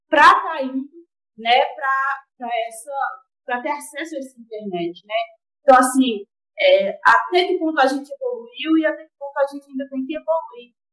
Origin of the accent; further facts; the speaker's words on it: Ouro Verde de Minas, Minas Gerais, Brazil; sou lá de Ouro Verde de Minas, do Plano Santa Cruz, né?